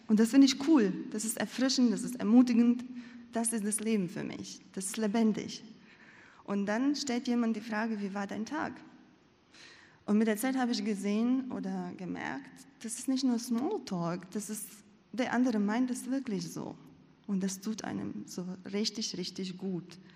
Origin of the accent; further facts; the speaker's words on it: Latvia; ich bin in Lettland aufgewachsen, in einer großen Familie. Und damals, ähm, das Denken der Menschen und das Leben wurde sehr stark geprägt von dem Kulturgut und Gedankengut der Sowjetunion.